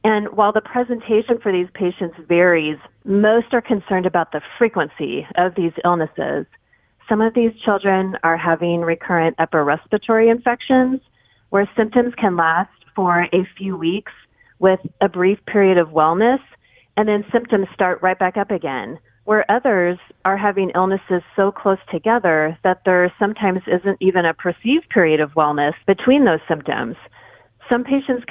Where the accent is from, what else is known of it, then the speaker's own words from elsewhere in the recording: Kansas City, United States; I grew up in Kansas City